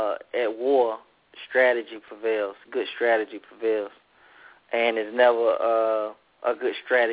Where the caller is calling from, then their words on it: Atlanta, Georgia, United States; Calling from Atlanta.